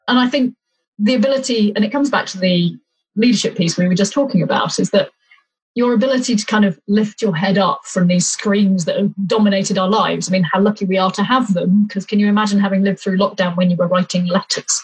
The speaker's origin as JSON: {"language": "English", "area": "Leicestershire", "region": "East Midlands", "country": "United Kingdom", "tie": "born or raised there", "moved": "yes", "lives_now": "Winchester, United Kingdom", "said": "I grew up in Leicestershire"}